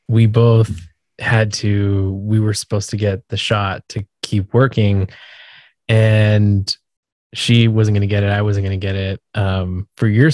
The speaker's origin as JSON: {"language": "English", "region": "Southern California", "country": "United States", "tie": "born or raised there", "moved": "as an adult", "said": "We were in California."}